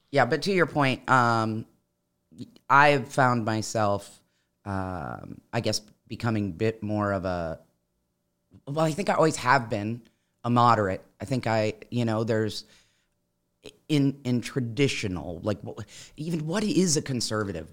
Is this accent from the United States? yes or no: yes; Midwest, United States; now in Florida, United States; I'm originally from the Midwest, which is where I had the most exposure to guns growing up, um, in, in rural areas especially